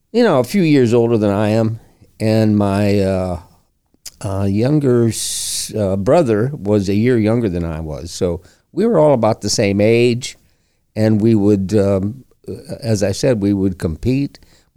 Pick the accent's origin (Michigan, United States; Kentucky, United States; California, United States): Michigan, United States; Flint; born there; I was born in Flint, Michigan.